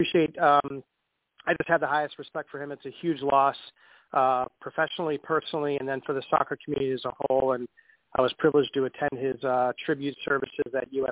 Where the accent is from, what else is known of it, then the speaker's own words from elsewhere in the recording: Rochester, New York, United States; moved away as an adult; also born or lived in Washington, D.C.; Rochester, New York, which is my hometown